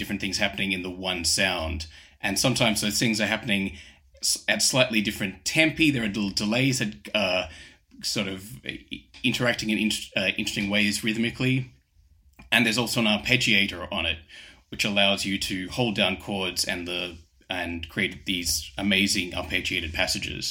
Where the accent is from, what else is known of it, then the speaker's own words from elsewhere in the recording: Australia; moved away as an adult; now in London, United Kingdom; I'm originally from Australia, but I've lived in London for the last 15 years